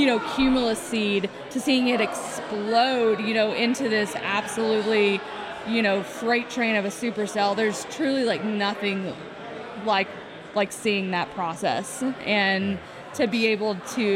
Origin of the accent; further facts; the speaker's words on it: far east Texas, United States; I think that my hometown would technically be considered a part of Dixie now. It's pretty far east Texas, almost into Louisiana.